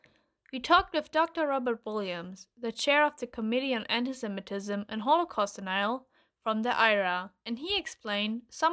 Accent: Germany; from Germany.

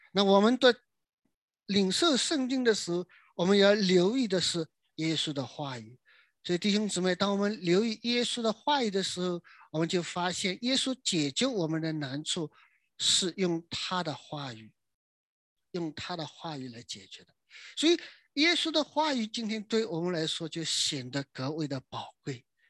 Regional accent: China; 我们中国人春节过年呢

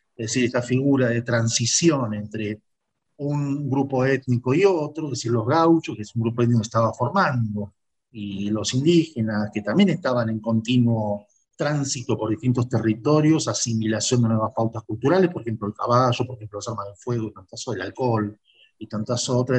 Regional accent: Argentina; nosotros, argentinos

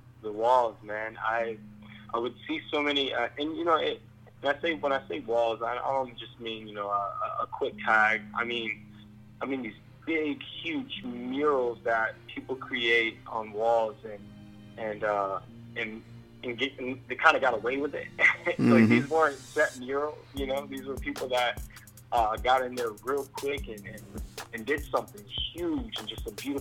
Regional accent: New York City, New York, United States; I was raised in New York City

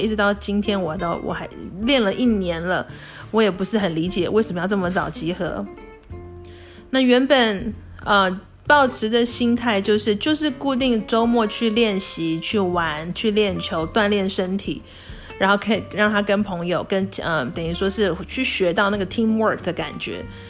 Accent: Taiwan; moved away; 我刚回台湾，跟我小时候在台湾的时候

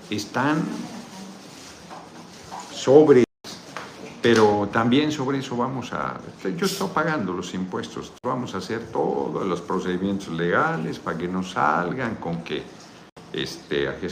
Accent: Pochutla, Oaxaca, Mexico; Gracias por visitar mi tierra Pochutla y voy a ir a Austin en septiembre.

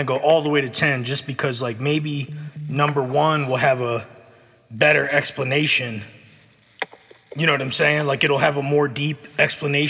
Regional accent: Egg Harbor City, New Jersey, United States; When I was growing up in New Jersey

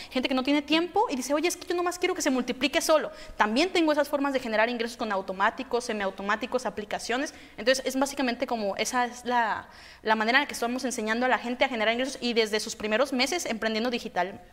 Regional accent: Guadalajara, Jalisco, Mexico; yo soy de Guadalajara

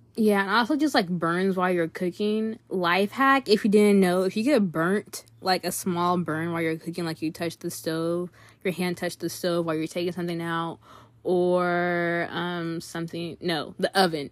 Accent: California, United States; we're from California

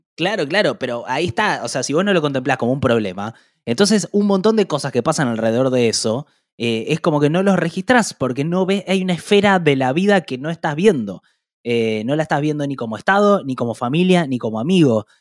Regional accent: Argentina; como argentinos

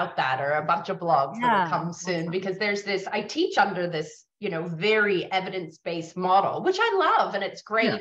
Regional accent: San Francisco, California, United States; moved away as an adult; now in Australia; I grew up in San Francisco in the 70s and 80s

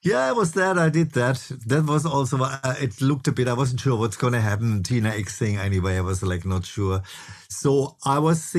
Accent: Freiburg, Baden-Württemberg, Germany; moved away; I grew up actually in this town where I now came back to, which is called Freiburg

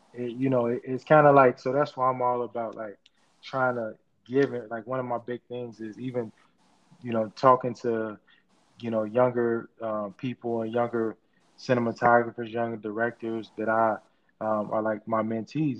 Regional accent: Chicago, Illinois, United States; as far as growing up in Chicago

